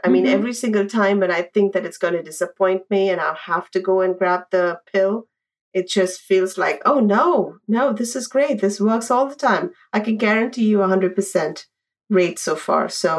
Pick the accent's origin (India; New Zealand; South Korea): India; moved away as an adult; now in New York City, United States; Also growing up in India